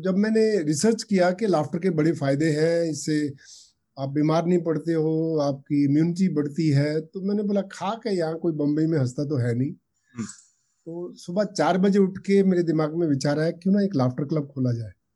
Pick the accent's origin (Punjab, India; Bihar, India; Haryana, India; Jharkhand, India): Punjab, India; Ferozepur; moved away as an adult; also born or lived in Amritsar / Mumbai; उन्होंने मुझे boarding school भेज दिया स्कूल में फिरोजपुर में वहाँ से मैं डिस्ट्रिक्ट में टॉप करके मेडिकल कॉलेज अमृतसर में